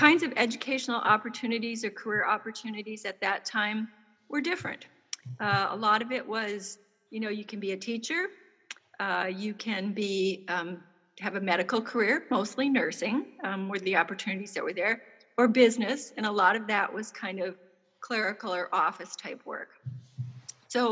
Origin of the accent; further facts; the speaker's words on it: central Minnesota, United States; I grew up in a small town in central Minnesota